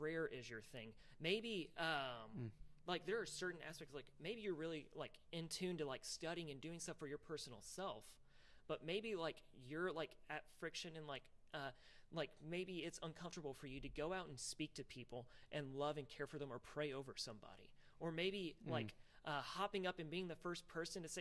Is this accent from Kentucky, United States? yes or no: yes; Louisville, Kentucky, United States; I grew up in Louisville, Kentucky.